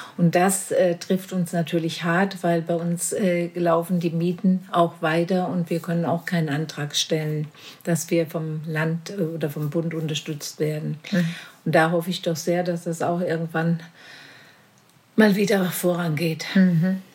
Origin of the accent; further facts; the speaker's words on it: Marburg, Hesse, Germany; ich oh bin direkt hier in Werder geboren